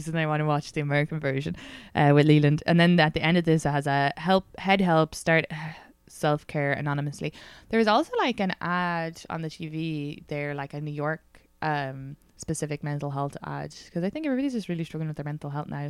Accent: Ireland; moved away; because I'm Irish

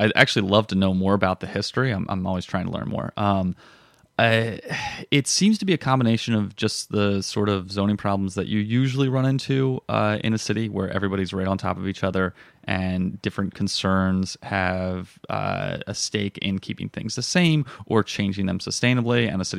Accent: Florida, United States; also born or lived in Chicago / Colorado; now in Philadelphia, United States; South Florida.

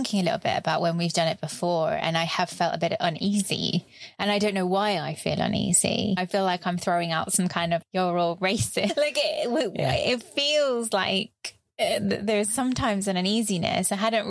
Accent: United Kingdom; As a British person.

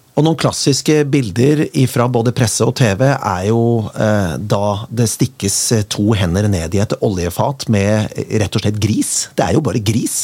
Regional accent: Kongsberg, Buskerud, Norway; moved away; jeg kommer fra Kongsberg opprinnelig

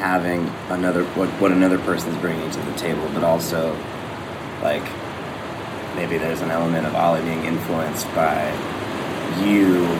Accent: Huntington Beach, California, United States; I'm from Huntington Beach

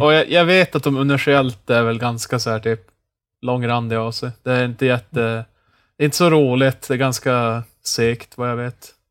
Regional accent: Norrland, Sweden; som norrlänning

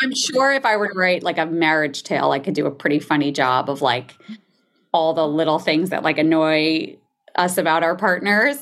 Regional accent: New Jersey, United States; I grew up in New Jersey

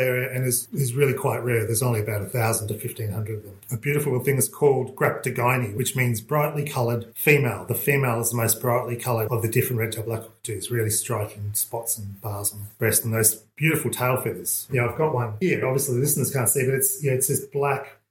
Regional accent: Melbourne, Victoria, Australia; moved away as an adult; also born or lived in Christmas Island; now in Casterton, Australia; I grew up in Melbourne

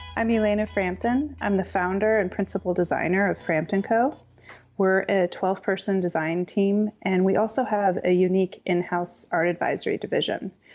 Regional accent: Pasadena, California, United States; I was born in Pasadena, which is about ten miles northeast of downtown Los Angeles. and I grew up in a modern house

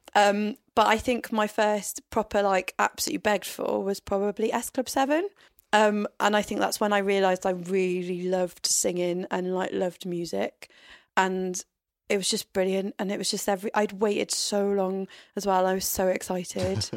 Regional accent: Tenby, Wales, United Kingdom; I grew up in Tenby, which is a tourist town.

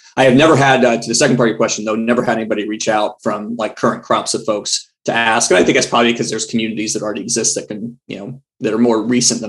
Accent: Houston, Texas, United States; moved away as an adult; I took the time to go to the home I grew up in Houston.

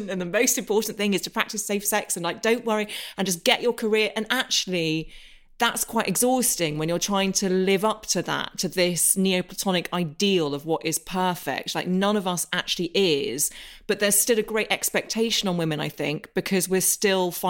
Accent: Northern Ireland, United Kingdom; And I grew up in Northern Ireland. You can't tell, don't have the accent.

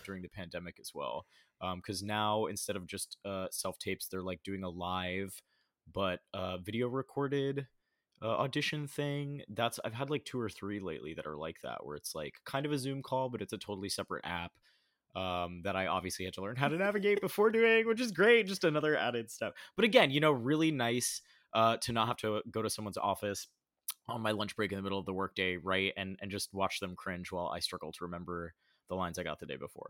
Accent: Oviedo, Florida, United States; also born or lived in Orlando, Florida; I was born in Orlando in Central Florida, and I lived most of my life in a really small town, like, east of Orlando called Oviedo, Florida

